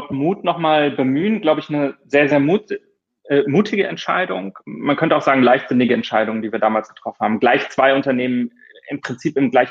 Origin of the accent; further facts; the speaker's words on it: Rhineland, Germany; now in Hamburg, Germany; ähm, ursprünglich aufgewachsen im Rheinland, bin dann ähm, fürs Studium im Ausland gewesen